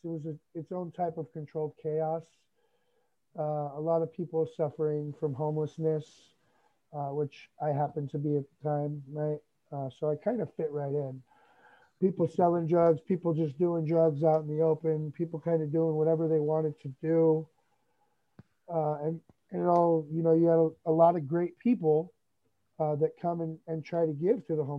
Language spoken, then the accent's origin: English; Southern California, United States; I was born in California, right? Southern California, and raised by my grandparents